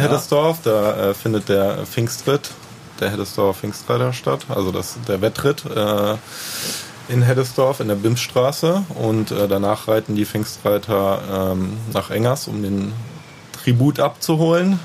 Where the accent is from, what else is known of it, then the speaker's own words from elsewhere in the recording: Neuwied, Rhineland-Palatinate, Germany; also born or lived in Bonn; Ich komme aus Heimbach-Weiß